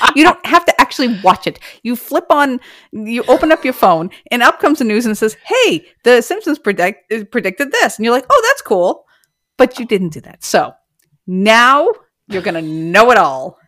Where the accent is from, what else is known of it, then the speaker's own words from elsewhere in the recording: Massachusetts, United States; I'm from Massachusetts